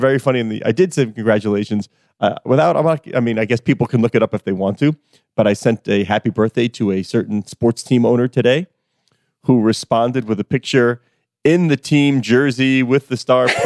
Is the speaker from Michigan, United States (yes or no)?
no; New York area, United States; I grew up in the New York area